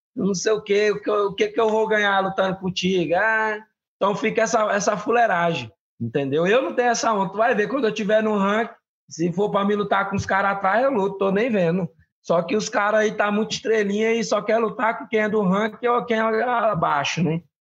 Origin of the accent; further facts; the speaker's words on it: Pará, Brazil; moved away; o meu estado, né? O meu, o meu, de onde eu venho